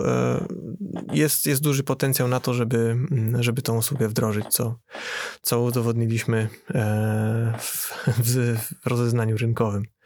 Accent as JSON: {"language": "Polish", "town": "Poznań", "region": "Greater Poland", "country": "Poland", "said": "u nas w Poznaniu"}